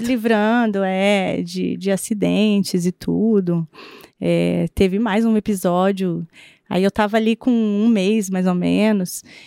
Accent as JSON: {"language": "Portuguese", "town": "Londrina", "region": "Paraná", "country": "Brazil", "tie": "born or raised there", "also_born_or_lived": "Curitiba / Sertanópolis", "said": "nós mudamos para Londrina, eu devia ter três aninhos."}